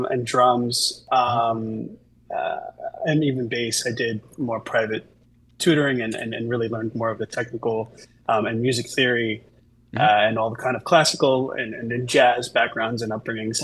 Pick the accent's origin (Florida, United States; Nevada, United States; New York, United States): New York, United States; Long Island; I grew up in Long Island, New York.